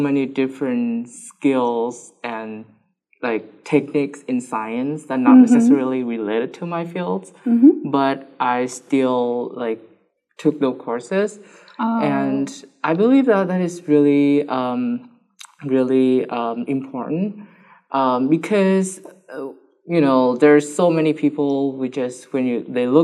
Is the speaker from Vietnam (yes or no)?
yes; Vietnam; moved away as an adult; now in Japan; I'm from Vietnam